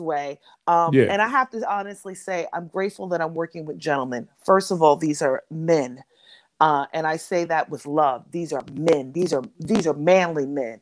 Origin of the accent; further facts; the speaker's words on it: New York City, New York, United States; I am from Harlem